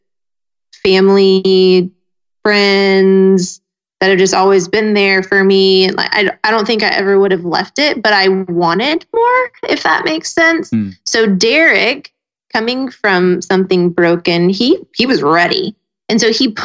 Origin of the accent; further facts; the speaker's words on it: Snellville, Georgia, United States; moved away as an adult; We're all from Snellville, Georgia. We've grown up there right outside of Atlanta